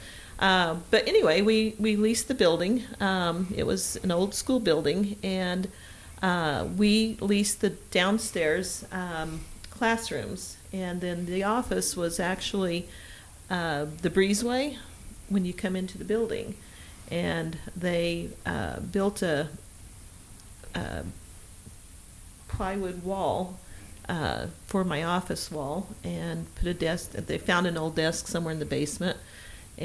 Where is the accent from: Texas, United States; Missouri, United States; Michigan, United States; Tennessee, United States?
Missouri, United States; Branson; also born or lived in Walnut Shade, Missouri; I am a native of Branson, Missouri. Lived here my basically entire life, over a half century.